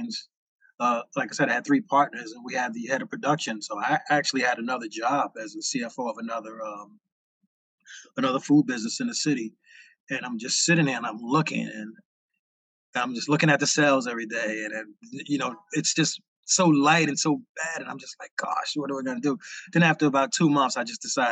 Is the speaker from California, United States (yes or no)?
no; New Jersey, United States; also born or lived in New York; I grew up in Jersey.